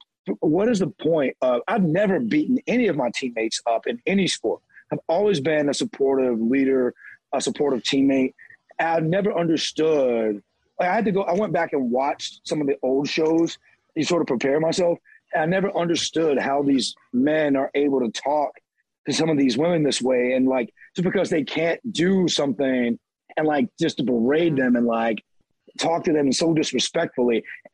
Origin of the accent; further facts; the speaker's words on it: the South, United States; I'm from the South. So they hear her talk to me and talk to my mom